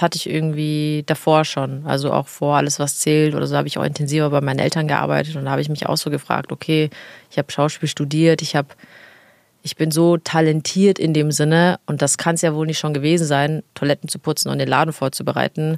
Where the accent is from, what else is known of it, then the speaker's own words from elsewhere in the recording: Italy; als Italienerin